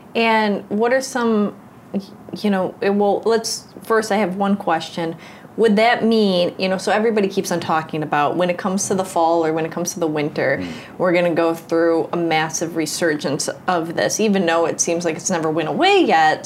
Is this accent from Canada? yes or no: no; United States; growing up in the United States